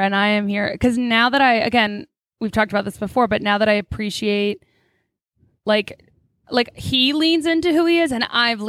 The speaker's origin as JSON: {"language": "English", "country": "United States", "said": "As an American"}